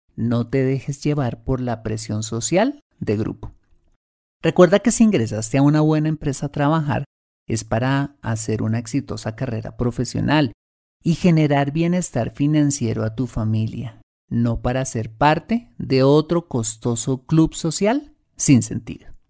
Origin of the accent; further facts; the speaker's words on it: Colombia; como latinos y más precisamente como colombianos